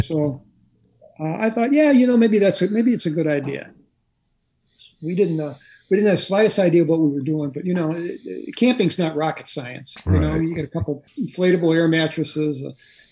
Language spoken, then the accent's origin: English; St. Louis, Missouri, United States; I'm from St. Louis City